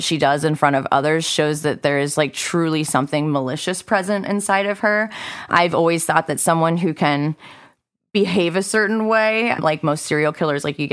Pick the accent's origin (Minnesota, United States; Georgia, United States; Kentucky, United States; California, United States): California, United States; Northern; born or raised there